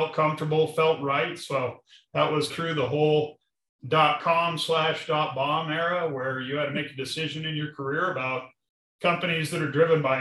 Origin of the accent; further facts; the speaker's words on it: Arvada, Colorado, United States; I grew up in Arvada, Colorado, on job sites